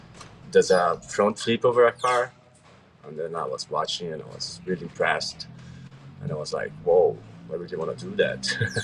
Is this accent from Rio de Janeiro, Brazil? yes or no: no; Curitiba, Paraná, Brazil; I'm from a city called Curitiba. It's Brazil, of course.